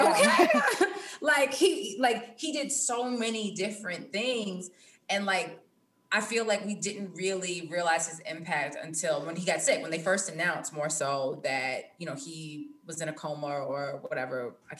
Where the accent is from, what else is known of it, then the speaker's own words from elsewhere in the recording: East Coast, United States; especially like growing up on the East Coast, like I remember looking through the booklet